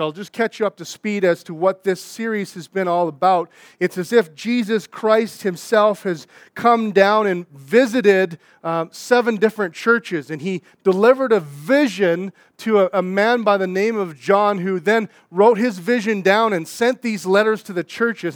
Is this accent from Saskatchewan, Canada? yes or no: yes; Saskatchewan, Canada; moved away; I'm from Saskatchewan